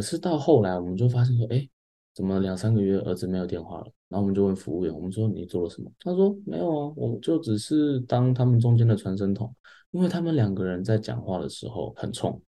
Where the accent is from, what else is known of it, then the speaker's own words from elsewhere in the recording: Taiwan; 我觉得是我们台湾人的心态